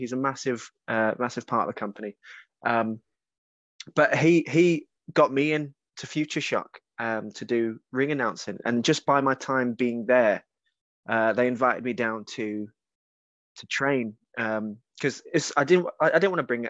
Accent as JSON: {"language": "English", "area": "Kent", "region": "South East England", "country": "United Kingdom", "tie": "born or raised there", "said": "Growing up in Kent, there wasn't schools down there."}